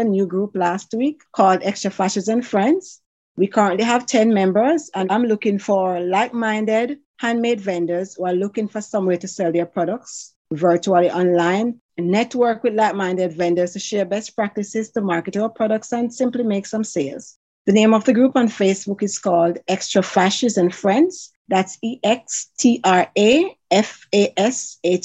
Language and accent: English; Jamaica; moved away; I grew up in Jamaica